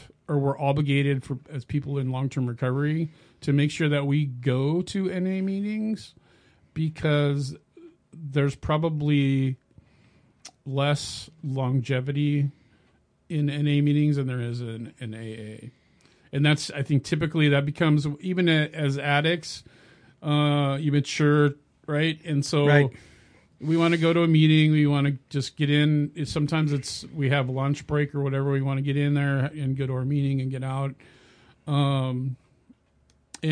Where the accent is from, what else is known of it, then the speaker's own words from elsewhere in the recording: California, United States; moved away as an adult; also born or lived in Minnesota; I'm actually from California